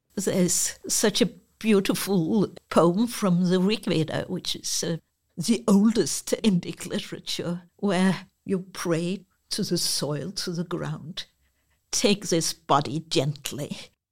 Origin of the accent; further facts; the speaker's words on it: Copenhagen, Capital Region of Denmark, Denmark; I'm from Copenhagen